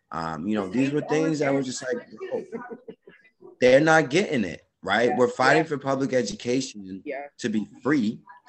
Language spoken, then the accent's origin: English; Jamaica; I also wanted to be a track and field athlete and go to the Olympics, you know, as a Jamaican.